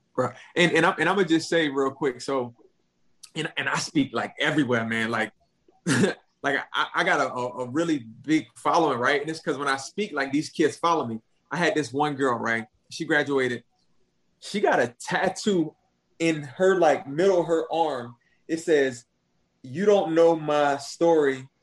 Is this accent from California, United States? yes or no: no; Jasper County, South Carolina, United States; I'm from Jasper County. My dad lived in Beaufort County